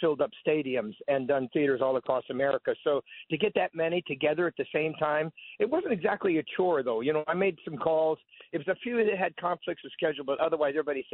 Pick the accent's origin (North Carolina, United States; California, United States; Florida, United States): California, United States; now in Nashville, United States; I'm originally from California